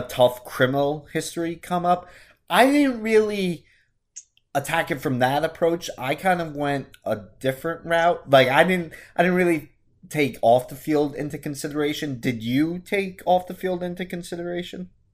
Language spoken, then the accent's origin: English; Northport, United States; my hometown Northport